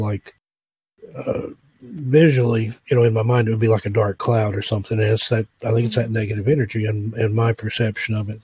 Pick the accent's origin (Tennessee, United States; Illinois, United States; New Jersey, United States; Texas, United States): Tennessee, United States; East; moved away; I grew up in East Tennessee